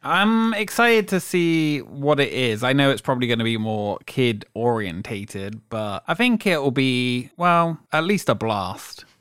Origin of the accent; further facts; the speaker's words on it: England, United Kingdom; now in Orlando, United States; I'm from England, so I'm not from Ireland